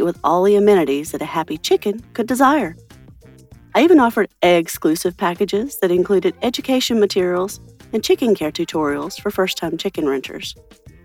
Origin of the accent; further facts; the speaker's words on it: Boise, Idaho, United States; from Boise, Idaho.